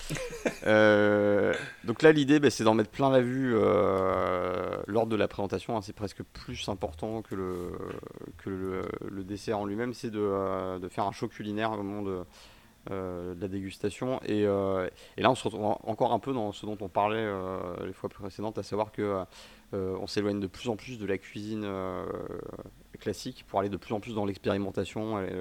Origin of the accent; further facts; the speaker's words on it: Switzerland; il est français que, comme je suis suisse.